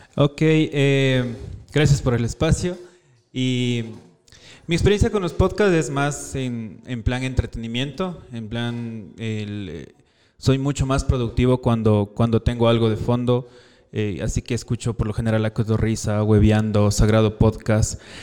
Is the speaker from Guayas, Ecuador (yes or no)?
no; Quito, Pichincha, Ecuador; soy de aquí de Quito